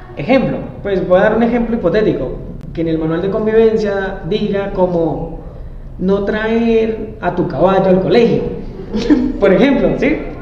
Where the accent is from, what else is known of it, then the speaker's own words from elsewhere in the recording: Arauca, Colombia; yo no soy de la capital, yo soy de Arauca